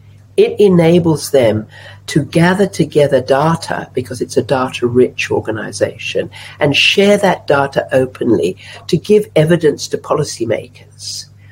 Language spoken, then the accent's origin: English; Java, Indonesia; also born or lived in Australia; I've been a journalist in the Middle East. I grew up in Java. I was born in Australia.